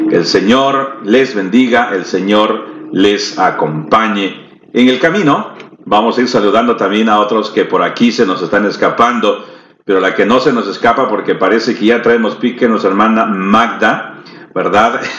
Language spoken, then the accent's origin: Spanish; El Salvador; También nosotros somos de El Salvador.